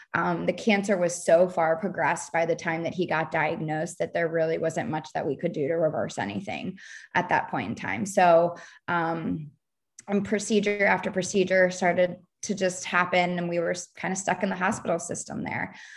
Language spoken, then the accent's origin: English; Baltimore, Maryland, United States; moved away as an adult; now in Charleston, United States; I'm from Baltimore, Maryland, living in the suburbs of Baltimore. Went to a college there